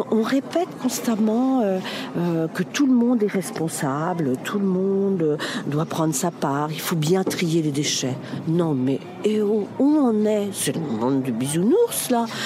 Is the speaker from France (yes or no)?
no; Germany; On est entré parce qu'on est allemand en fait, c'est pour ça.